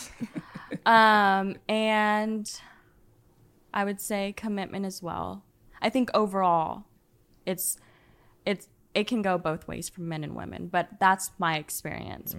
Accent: Dallas, Texas, United States; I'm from the Dallas area originally

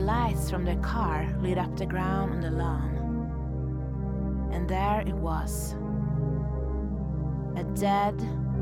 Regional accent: Sweden; now in Revelstoke, Canada

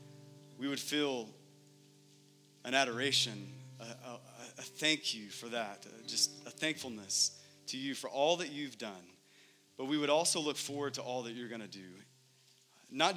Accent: Texas, United States; moved away as an adult; now in Phoenix, United States; my family and I, we're from Texas

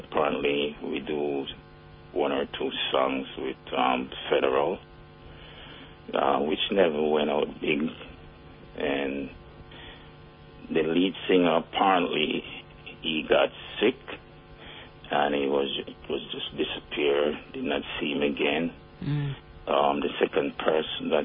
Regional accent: Spanish Town, Saint Catherine, Jamaica; I'm from Spanish Town

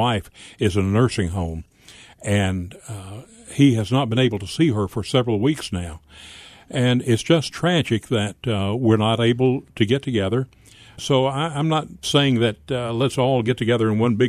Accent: Pinson, Tennessee, United States; also born or lived in Humboldt, Tennessee; I was born in Humboldt up in Gibson County, but I spent most of my life in the Pinson area south of Jackson.

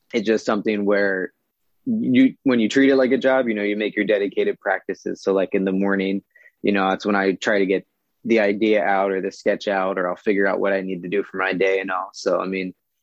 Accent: Philadelphia, Pennsylvania, United States; now in Southern California, United States; I'm actually originally from Philadelphia

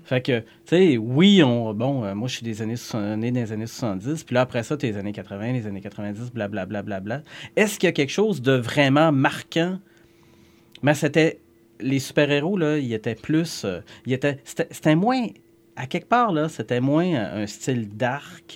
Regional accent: Saguenay, Quebec, Canada; chez nous à Jonquière

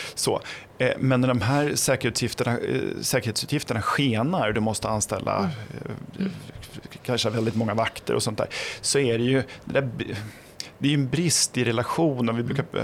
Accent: Flen, Södermanland, Sweden; jag kommer från Flen i Sörmland.

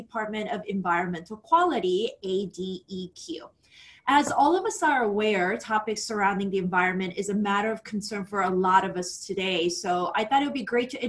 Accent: South Korea; now in United States; I'm from Korea. I'm also an immigrant as well, and I grew up on the rice farm

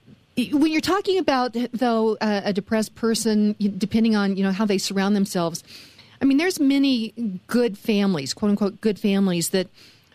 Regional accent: Western Kansas, United States; growing up in Western Kansas

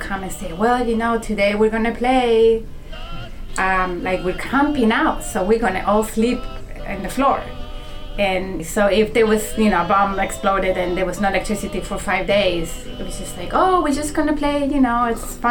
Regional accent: Chile; moved away as an adult; also born or lived in Germany; now in Pittsfield, United States; And I am from Chile, although I was born in Germany, by sort of chance of life. And went back to Chile and moved to Pittsfield, Massachusetts, when I was in my mid-20s or early 20s

